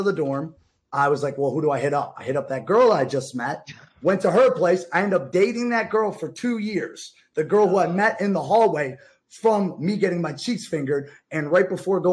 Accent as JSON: {"language": "English", "town": "Boston", "region": "Massachusetts", "country": "United States", "said": "I'm from Boston"}